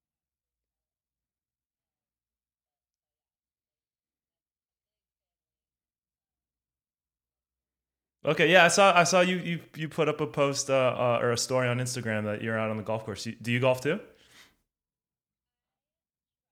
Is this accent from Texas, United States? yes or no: no; Los Angeles, California, United States; I'm from the San Fernando Valley originally